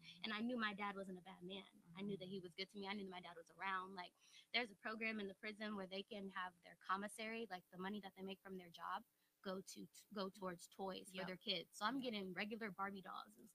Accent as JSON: {"language": "English", "town": "Las Vegas", "region": "Nevada", "country": "United States", "tie": "born or raised there", "said": "I grew up in the Southwest"}